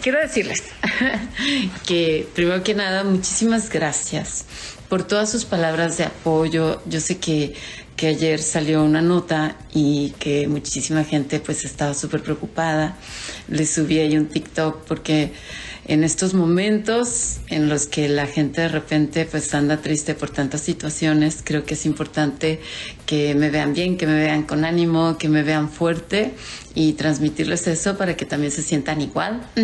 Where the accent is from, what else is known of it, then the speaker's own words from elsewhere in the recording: Mexico; yo soy mexicana, orgullosamente mexicana